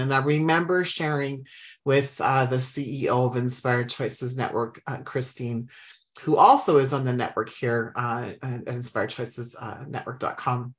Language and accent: English; Humboldt, Saskatchewan, Canada; I grew up in Humboldt, Saskatchewan, which is in Canada